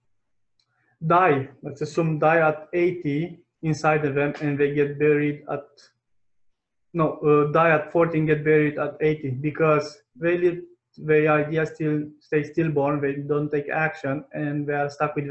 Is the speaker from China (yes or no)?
no; Romania; English is a second language; My first language is not English. I come from a poor country, which is Romania